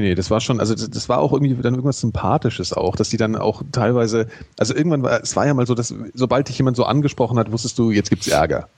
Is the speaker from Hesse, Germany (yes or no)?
yes; Frankfurt, Hesse, Germany; ich habe sehr viel Basketball gespielt früher als Jugendlicher in Frankfurt